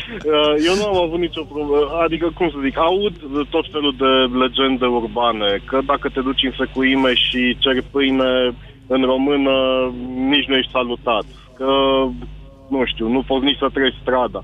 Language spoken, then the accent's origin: Romanian; Brașov, Brașov County, Romania; eu sunt brașovean